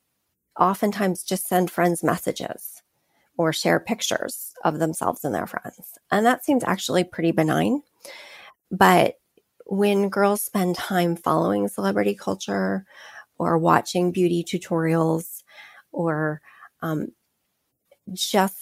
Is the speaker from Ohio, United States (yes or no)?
no; California, United States; I grew up in California, so we ate a lot of tacos and burritos and chips and guacamole